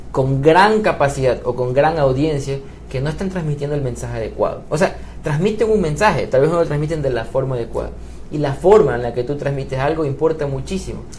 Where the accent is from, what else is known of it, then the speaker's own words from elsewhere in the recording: Ecuador; vivimos en New York, o sea, no somos nadie de esas personas, somos ecuatorianos, somos guayaquileños, manabas, quiteños, lojanos